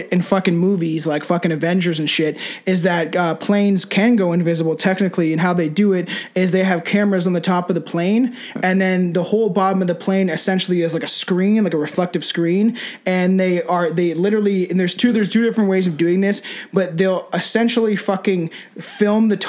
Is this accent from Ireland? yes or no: no; Canada; we're from Canada